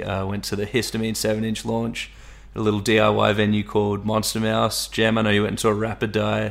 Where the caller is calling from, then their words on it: Sydney, New South Wales, Australia; We're checking in from Sydney, Australia, where we've just hit our third month of lockdown.